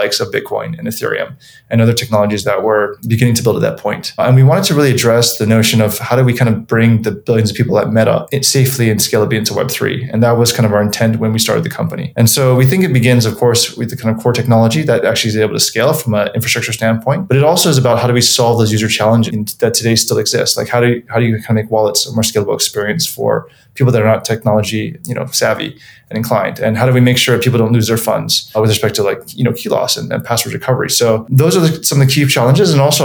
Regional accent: Hawaii, United States; moved away as an adult; also born or lived in North Carolina / Illinois; I was born and raised in Hawaii, went to a local school there called Punahou

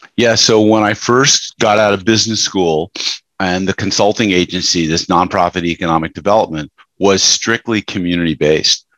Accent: Westchester, New York, United States; I grew up in Westchester, New York

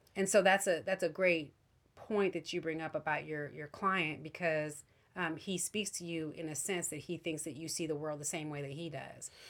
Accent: United States; as an American Christian

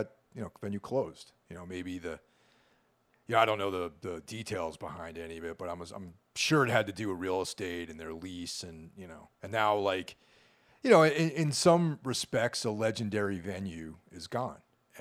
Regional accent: Hudson Valley, New York, United States; now in New York City, United States; I grew up in the Hudson Valley.

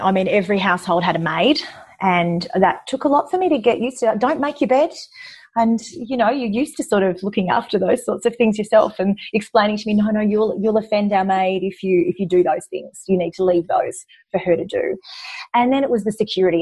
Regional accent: Young, New South Wales, Australia; We lived, I was from Young, a country town, and we lived out of town

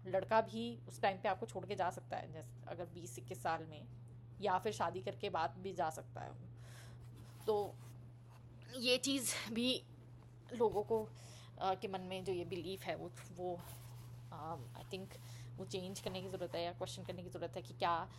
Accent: Delhi, India; मैं ऑब्वियसली मैं दिल्ली से हूँ

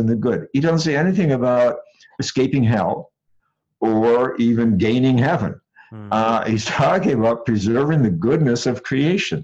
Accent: Madison, Wisconsin, United States; I grew up in Madison, Wisconsin

